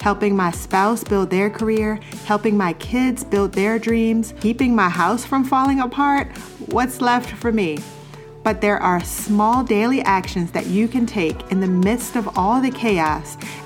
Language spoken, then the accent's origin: English; Baltimore, Maryland, United States; I grew up in Baltimore City, so I was made fun of a lot for the way I say